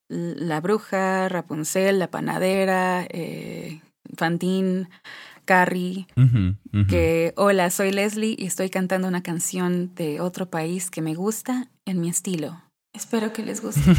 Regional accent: Mexico; somos mexicanos tocando folk irlandés.

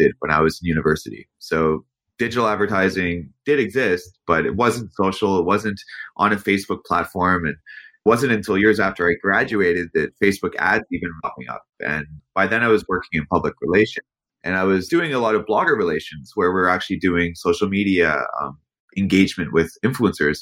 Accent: Canada

